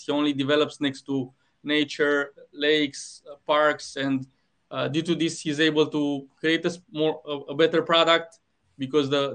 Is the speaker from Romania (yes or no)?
yes; Romania; moved away as an adult; now in Australia; I'm originally from Romania, currently living in Australia.